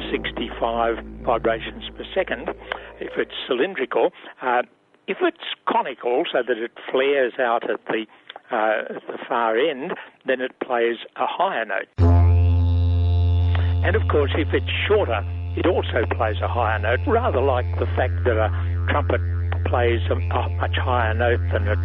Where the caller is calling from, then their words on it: San Diego, California, United States; I'm calling from San Diego, California, in the U.S.